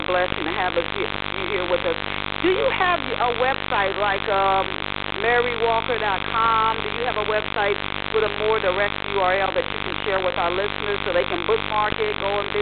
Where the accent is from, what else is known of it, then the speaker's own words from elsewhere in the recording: Ohio, United States; I was born in Ohio